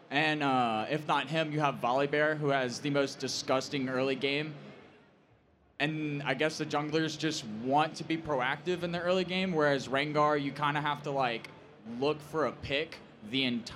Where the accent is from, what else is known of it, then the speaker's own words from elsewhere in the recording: Louisiana, United States; I'm from Louisiana.